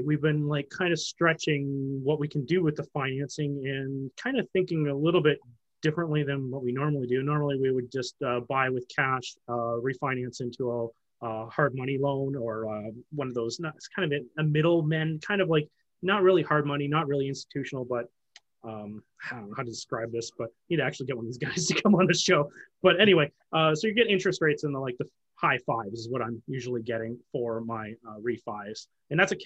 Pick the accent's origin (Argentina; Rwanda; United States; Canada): Canada; I'm a Canadian who invests in the US